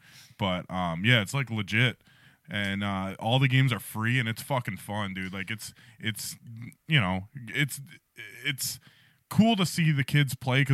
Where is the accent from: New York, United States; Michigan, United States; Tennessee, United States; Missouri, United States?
Michigan, United States; Detroit; We're from Detroit.